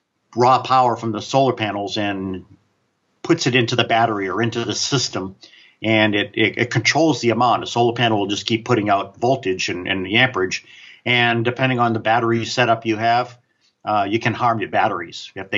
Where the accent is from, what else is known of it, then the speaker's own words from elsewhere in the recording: New England, United States; I grew up in New England, and we used to have heating oil delivered, right?